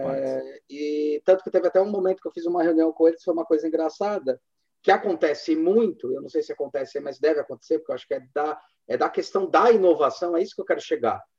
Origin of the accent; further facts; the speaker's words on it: Brazil; como brasileiro